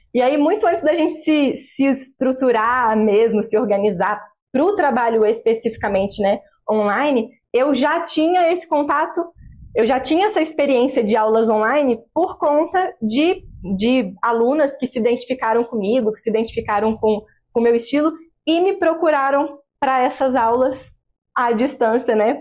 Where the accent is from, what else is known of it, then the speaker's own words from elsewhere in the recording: Barão de Juparanã, Rio de Janeiro, Brazil; also born or lived in Vassouras; nascida e criada em Barão de Paranã. É, morei em Juparanã minha vida toda praticamente